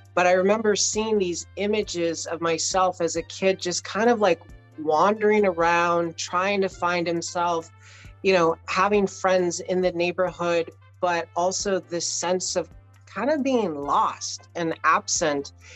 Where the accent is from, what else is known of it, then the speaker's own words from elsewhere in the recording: Southern California, United States; I grew up in Southern California